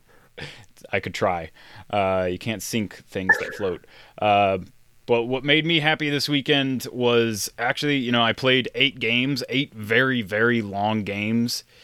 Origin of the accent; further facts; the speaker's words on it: Funk, Nebraska, United States; my hometown-ish area of Funk, Nebraska